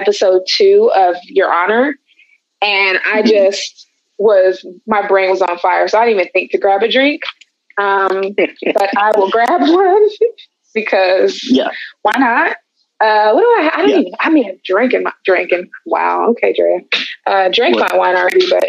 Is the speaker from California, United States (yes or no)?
yes; Oakland, California, United States; I'm from Oakland, California.